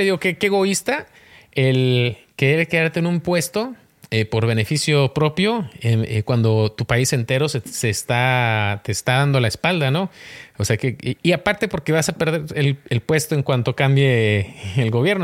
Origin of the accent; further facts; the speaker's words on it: Mexico; yo soy mexicano